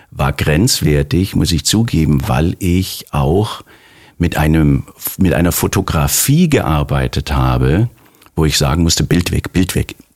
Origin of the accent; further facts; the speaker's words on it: Baden-Württemberg, Germany; born there; Ich bin gebürtiger Schwabe